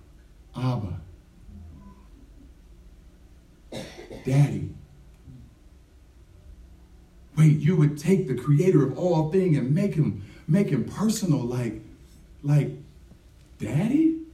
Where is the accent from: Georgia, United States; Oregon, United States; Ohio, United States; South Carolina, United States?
Ohio, United States; Cleveland; I was raised in Cleveland